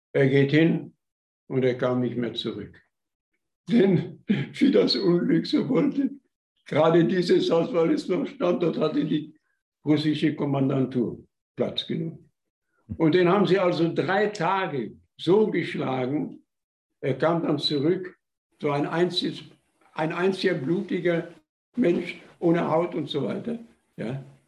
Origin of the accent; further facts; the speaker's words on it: Upper Silesia, Gogolin/Kostwilitz area, Opole Voivodeship, Poland; moved away as an adult; now in Germany; von meiner Heimatstadt Kostwilitz